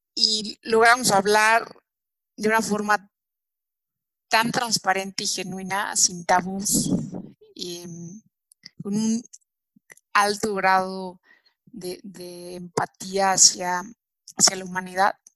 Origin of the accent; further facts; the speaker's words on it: Mexico; como mexicanos